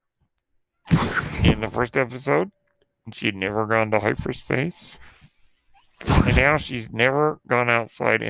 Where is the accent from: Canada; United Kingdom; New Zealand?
New Zealand; accent: Kiwi; my terrible Kiwi accent